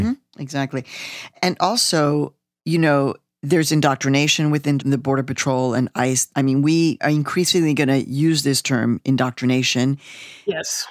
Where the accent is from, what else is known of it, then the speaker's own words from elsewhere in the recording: Chicago, Illinois, United States; moved away; my hometown city, Chicago, Illinois.